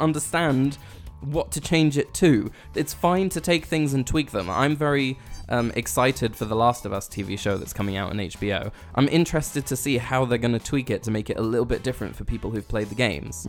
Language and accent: English; United Kingdom; We're British.